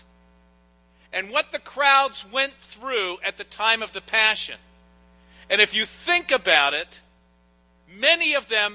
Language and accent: English; Pittsburgh, Pennsylvania, United States; moved away as an adult; now in Hilton Head Island, United States; I grew up in Pittsburgh